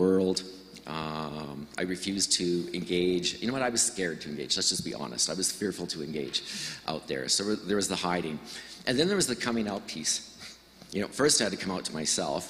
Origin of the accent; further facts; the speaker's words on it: Estevan, Saskatchewan, Canada; moved away; I'm from Saskatchewan, grew up in a very loving but alcoholic family. Left Estevan as quickly as I could